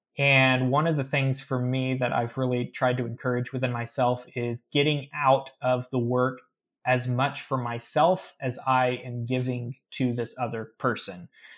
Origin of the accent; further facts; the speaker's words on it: the Ozarks, United States; people don't believe I'm from the Ozarks because I don't have the accent.